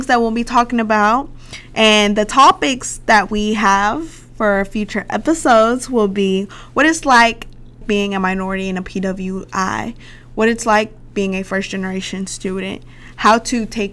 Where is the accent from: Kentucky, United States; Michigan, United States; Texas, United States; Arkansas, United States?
Arkansas, United States; Little Rock; I'm from Little Rock, Arkansas